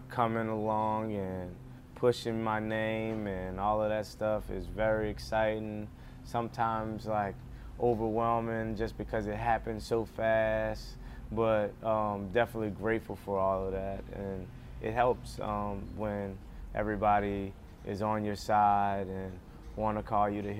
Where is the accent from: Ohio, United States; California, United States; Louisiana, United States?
Louisiana, United States; New Orleans; moved away; my hometown team